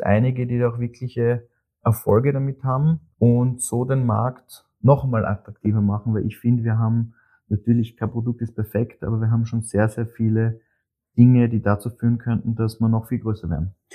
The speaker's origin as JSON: {"language": "German", "country": "Austria", "said": "als Österreicher"}